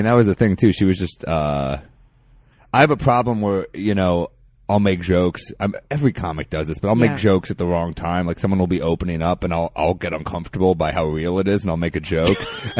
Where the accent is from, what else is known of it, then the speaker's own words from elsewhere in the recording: New York City, New York, United States; also born or lived in New Orleans; I grew up in Manhattan.